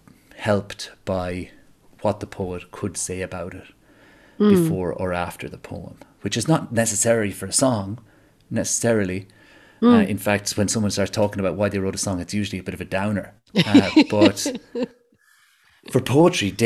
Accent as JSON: {"language": "English", "country": "Ireland", "said": "as an Irish person"}